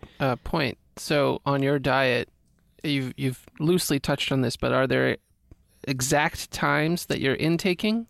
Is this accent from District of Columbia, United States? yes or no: yes; Washington, District of Columbia, United States; now in California, United States; when I go back home to D C